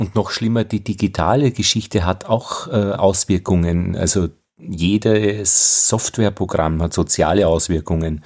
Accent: Altheim, Upper Austria, Austria; in meiner Heimatgemeinde in Oberösterreich im Innviertel berichtet, in es Altheim

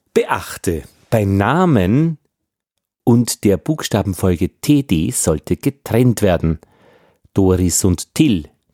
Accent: Austria; als Österreicher

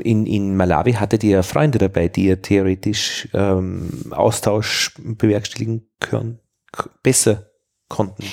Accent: Vienna, Austria; als, als Wiener

